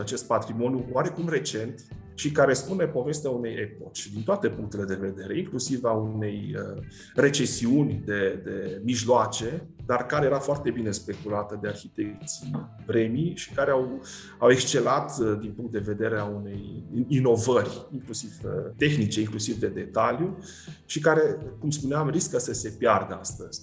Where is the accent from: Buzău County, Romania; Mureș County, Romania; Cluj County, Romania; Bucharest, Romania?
Cluj County, Romania; Cluj-Napoca; mă refer la Cluj, de unde sunt eu și de unde profesez